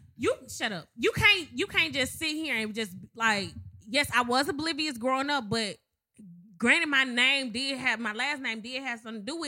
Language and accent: English; Madison, Mississippi, United States; moved away; Everybody know I'm from Madison. I love Mississippi.